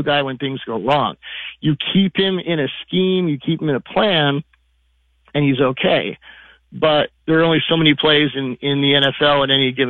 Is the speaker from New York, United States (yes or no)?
no; Seattle, Washington, United States; I'm from Seattle